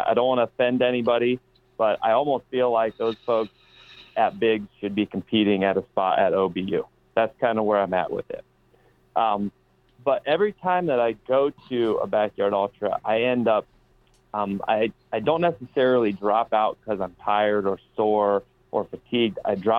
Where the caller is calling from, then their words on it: Wooster, Ohio, United States; I'm all the way from Worcester, Ohio.